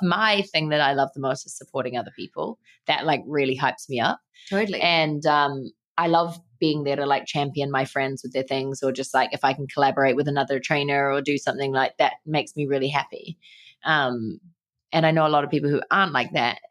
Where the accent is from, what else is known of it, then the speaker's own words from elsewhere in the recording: New Zealand; growing up in New Zealand where everyone's active and works out